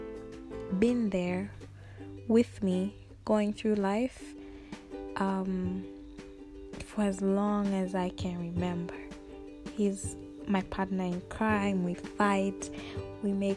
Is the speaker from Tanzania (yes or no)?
yes; Dodoma, Tanzania; also born or lived in Dar es Salaam, Tanzania; Specifically right now I'm in Dodoma, that's where my family is